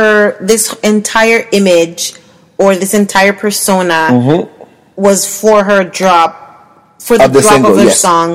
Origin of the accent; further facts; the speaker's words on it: Jamaica; as a woman, as a black woman, as a Jamaican black woman